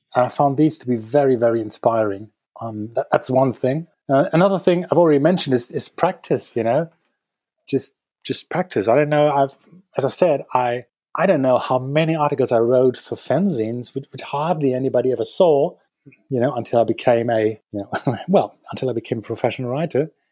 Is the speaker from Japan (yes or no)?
no; Dortmund, North Rhine-Westphalia, Germany; moved away as an adult; now in Berlin, Germany; I am from Dortmund